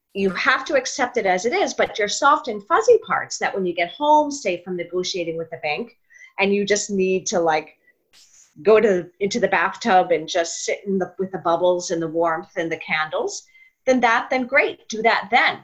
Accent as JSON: {"language": "English", "region": "New York", "country": "United States", "moved": "yes", "said": "I'm from New York. My father was actually an actor. So oh, and okay. So I grew up around it."}